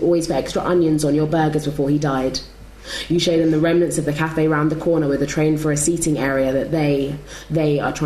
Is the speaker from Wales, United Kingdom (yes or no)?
no; London, United Kingdom; I grew up on Dockennell Hill